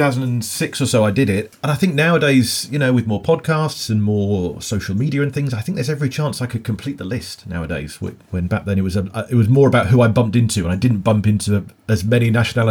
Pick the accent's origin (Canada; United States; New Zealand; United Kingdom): United Kingdom; England; as an Englishman